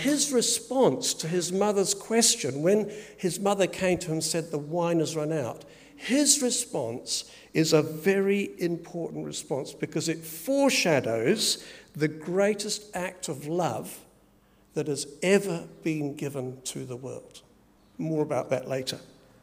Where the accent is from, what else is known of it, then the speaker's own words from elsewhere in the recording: England, United Kingdom; born there; because I was born in England, lots of relatives there